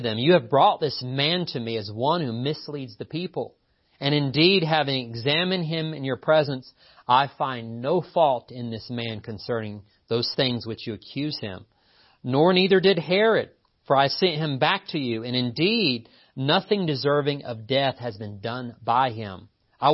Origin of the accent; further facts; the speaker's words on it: Appalachia, United States; And by the way, I am from Appalachia. It's funny. Don't let the lack of accent deceive you. I'm from here. People welcome me to town, and I'm like, I'm from here. Don't welcome me. I'm from here.